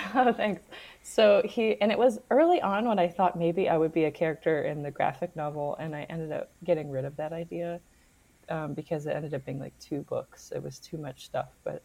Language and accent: English; New York, United States; moved away; maybe that's part of being a New Yorker. I don't live in New York right now